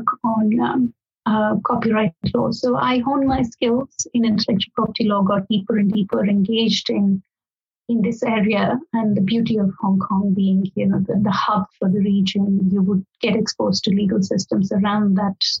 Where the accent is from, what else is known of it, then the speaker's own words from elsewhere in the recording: India; moved away as an adult; now in Oxford, United Kingdom; I am from India originally. That's where I did my basic law degree as well.